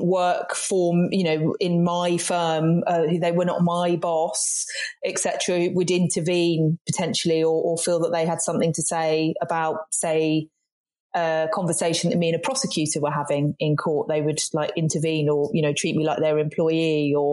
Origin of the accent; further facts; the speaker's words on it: Brighton, South East England, United Kingdom; moved away as an adult; also born or lived in Manchester / London / Cornwall; now in West Country, United Kingdom; growing up in Brighton, which there's a lot of diversity and inclusion